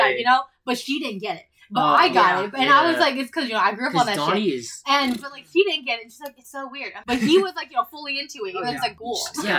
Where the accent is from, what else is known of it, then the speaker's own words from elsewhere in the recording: United States; Growing up in America, right?